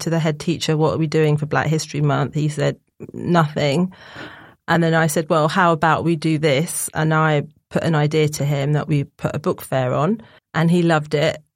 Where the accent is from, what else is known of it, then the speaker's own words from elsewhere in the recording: Barbados; moved away as an adult; also born or lived in Essex; I'm from Barbados